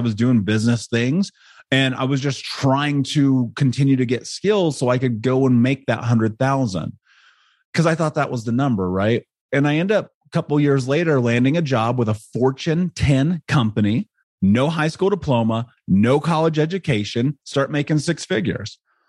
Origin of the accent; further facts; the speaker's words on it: Indianapolis, Indiana, United States; I grew up in Indianapolis in America.